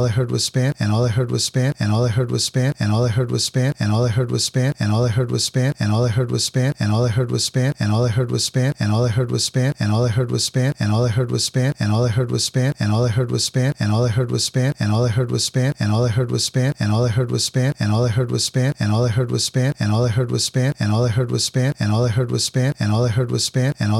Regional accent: Boston, Massachusetts, United States; I was born in Boston City Hospital, which is now Boston Medical Center. And I grew up in this awesome city, que se llama Boston

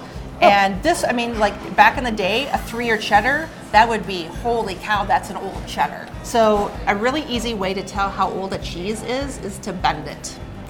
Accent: Belmont, Wisconsin, United States; moved away as an adult; also born or lived in Idaho / Oregon, Wisconsin; I grew up on a farm in southwest Wisconsin near Belmont, 340 acres, good-sized family farm in the 70s, right?

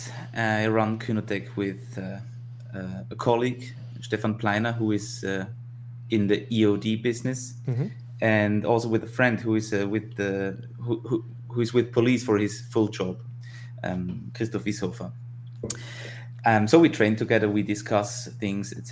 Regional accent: Tyrol, Austria; I grew up in Tirol, in the Alps, in the mountains.

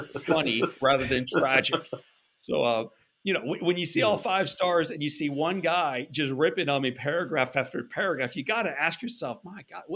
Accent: St. Louis, Missouri, United States; growing up in St. Louis, Missouri

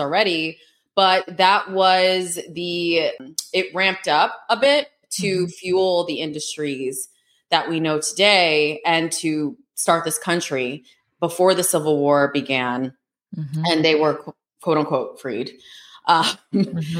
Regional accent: United States; also born or lived in New York City; Americans that grew up here and born here

